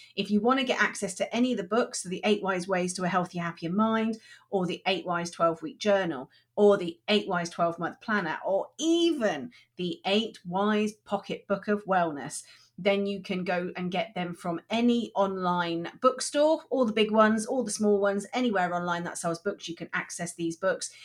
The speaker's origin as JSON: {"language": "English", "town": "Chard", "region": "South West England", "country": "United Kingdom", "tie": "born or raised there", "also_born_or_lived": "Liverpool", "moved": "yes", "said": "I was born in Liverpool, and, but I grew up in Somerset, and I grew up in a, in a town called Chard"}